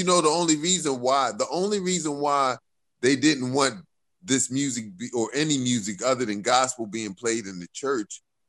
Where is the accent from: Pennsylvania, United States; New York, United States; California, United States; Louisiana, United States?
Pennsylvania, United States; Philadelphia; growing up in Philly, because 5% and Islam was real big here